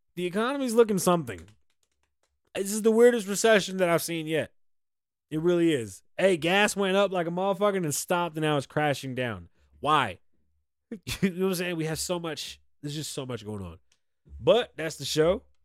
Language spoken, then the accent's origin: English; United States; We're American.